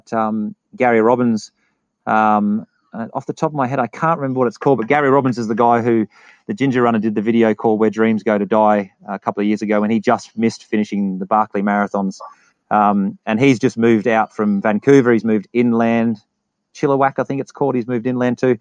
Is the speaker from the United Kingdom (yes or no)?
yes; England, United Kingdom; I'm from England.